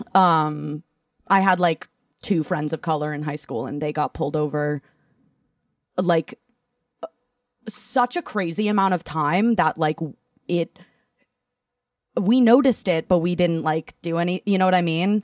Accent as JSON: {"language": "English", "region": "Massachusetts", "country": "United States", "tie": "born or raised there", "also_born_or_lived": "Ithaca, New York", "moved": "yes", "said": "growing up in Massachusetts as a whole"}